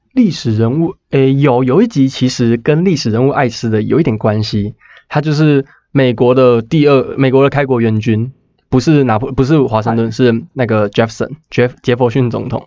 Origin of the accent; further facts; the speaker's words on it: Taiwan; 身为一个台湾人